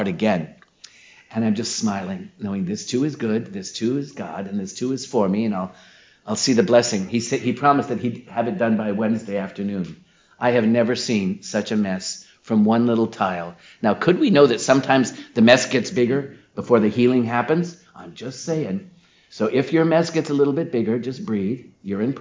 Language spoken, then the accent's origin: English; Omaha, Nebraska, United States; growing up in the Midwest, in Omaha, Nebraska